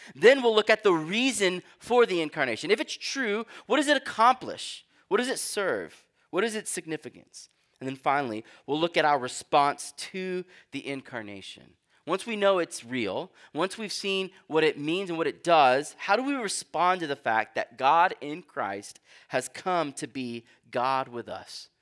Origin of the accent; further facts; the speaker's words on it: Texas, United States; now in New England, United States; I'm from Texas